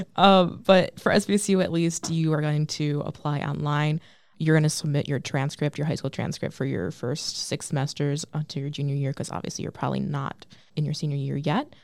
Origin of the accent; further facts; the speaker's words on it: Lake Orion, Michigan, United States; I'm from Lake Orion, Michigan